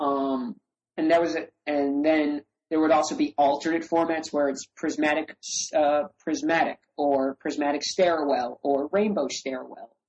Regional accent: New York, United States; growing up in New York

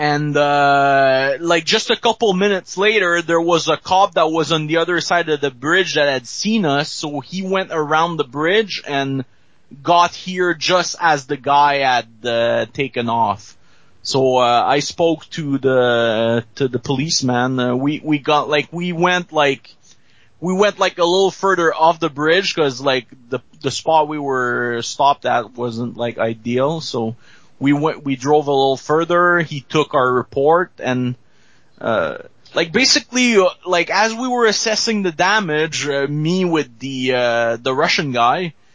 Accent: Montreal, Quebec, Canada; I'm from Montreal, basically. Okay. Just a little outside of it

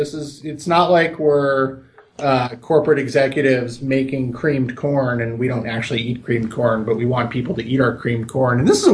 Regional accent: Milwaukee, Wisconsin, United States; born there; No, I was born in Milwaukee, Wisconsin. My whole family's from Wisconsin.

